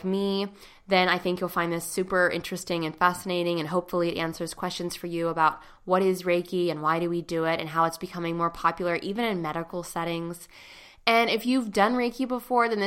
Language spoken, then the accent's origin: English; Pittsburgh, Pennsylvania, United States; right here in Pittsburgh, my hometown